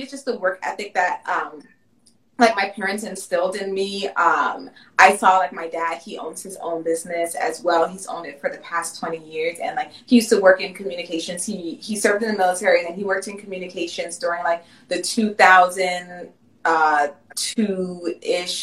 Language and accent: English; Jamaica; I'm Jamaican